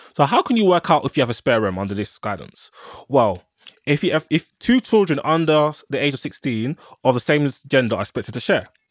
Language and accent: English; London, United Kingdom; I'm a Londoner